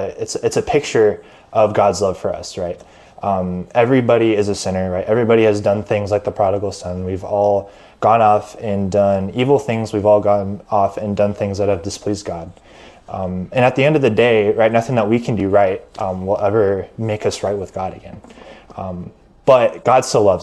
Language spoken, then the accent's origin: English; Omaha, Nebraska, United States; I was born and raised in Omaha and live in Omaha currently